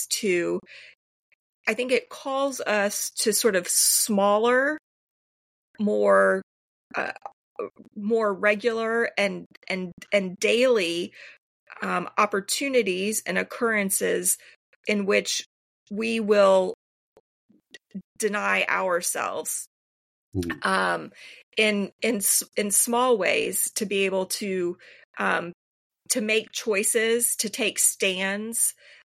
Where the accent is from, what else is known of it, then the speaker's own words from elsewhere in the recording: United States; for us as modern American Christians